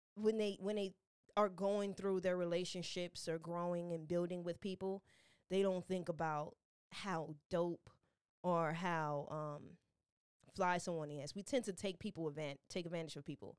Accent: Chicago, Illinois, United States; As a Chicago native

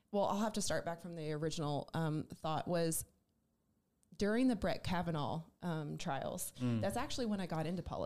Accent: New Jersey, United States; moved away as an adult; also born or lived in Raleigh, North Carolina; now in Charlotte, United States; I'm originally actually from South Jersey

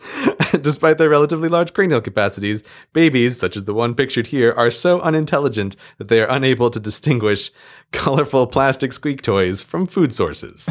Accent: United States; now in United Kingdom; I'm an American, I'm living in the U K

